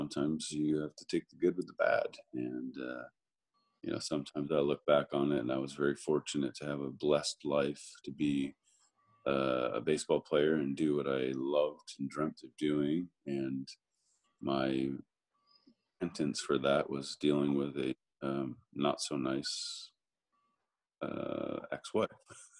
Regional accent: Massachusetts, United States; I grew up in Massachusetts

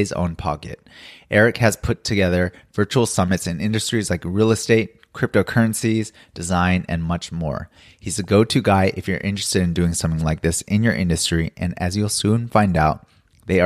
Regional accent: Los Angeles, California, United States; now in Seoul, South Korea; I'm in Seoul, but I'm originally from Los Angeles

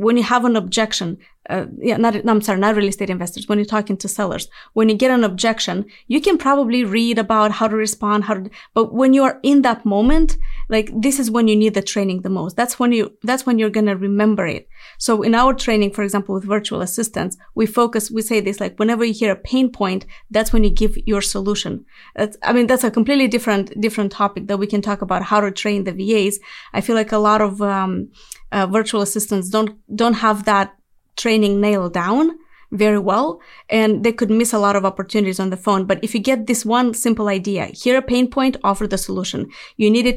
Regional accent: Moldova; moved away as an adult; I was born in Moldova, that's in Eastern Europe

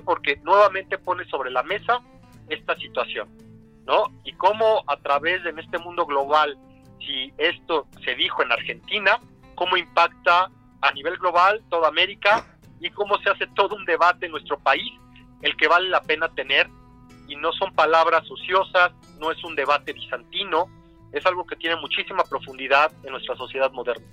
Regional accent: Mexico; nosotros como mexicanos

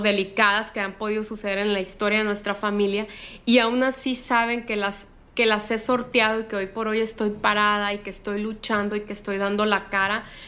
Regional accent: Sinaloa, Mexico; soy la única de Sinaloa

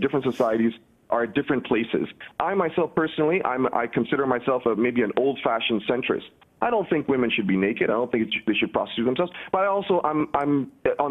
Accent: Sudan; moved away; I'm originally from Sudan

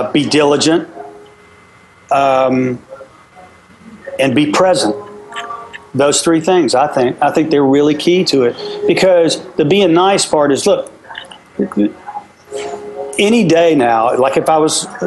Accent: Virginia, United States; now in Tennessee, United States; I was born in Virginia, so it's my home place, but Tennessee's my second home

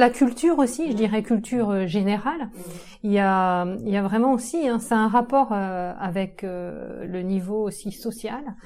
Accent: Saint-Brieuc, Brittany, France; je viens de Saint-Brieuc, dans les Côtes d'Armor

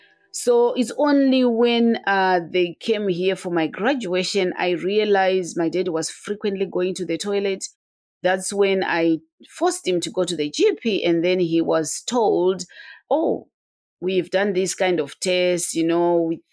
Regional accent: Zimbabwe; moved away as an adult; now in United Kingdom; I was born and bred in Zimbabwe. I came to Europe to do my master's.

